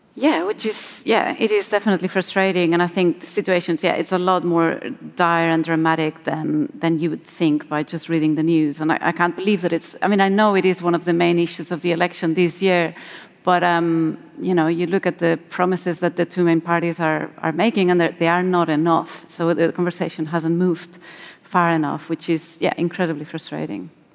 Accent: Spain; moved away; I'm, I'm originally from Spain

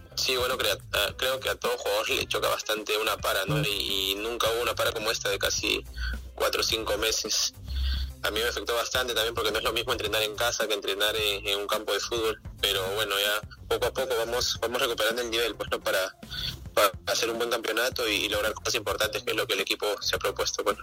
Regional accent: Pucusana, Lima, Peru; yo soy de Pusana.

